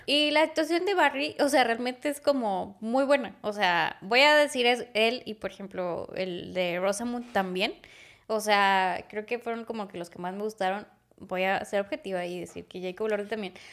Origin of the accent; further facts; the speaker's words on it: Monterrey, Nuevo León, Mexico; los regios